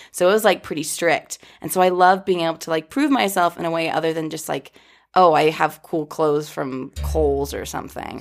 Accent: Boca Raton, Florida, United States; I was born in Boca Raton

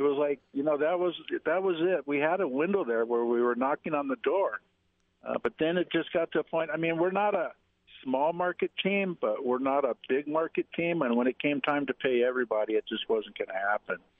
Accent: Detroit, Michigan, United States; I'm from Detroit

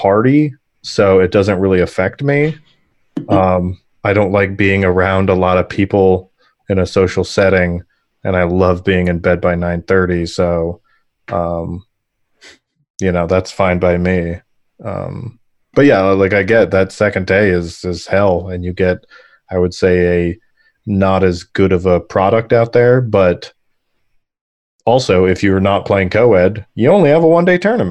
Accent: Arizona, United States; I'm from Arizona

